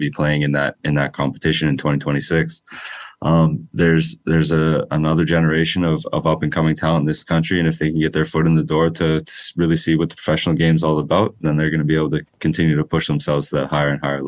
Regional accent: Oakville, Ontario, Canada; growing up in Oakville in the GTA

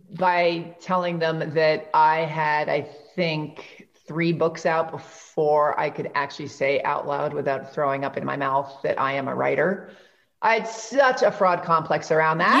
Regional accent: New York, United States; I'm from New York.

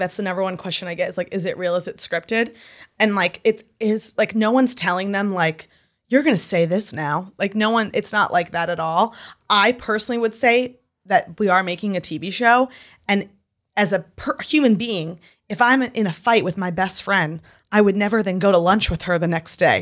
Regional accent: New York, United States; also born or lived in Utah; when I lived in Utah, I made it a point to tell everybody and their mother I was from New York

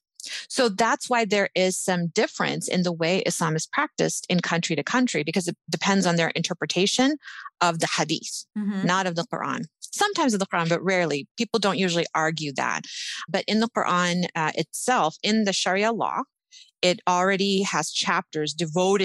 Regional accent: United States; we grew up in America

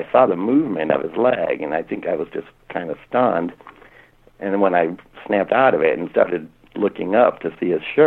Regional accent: Norwalk, Ohio, United States; I grew up in Norwalk, Ohio

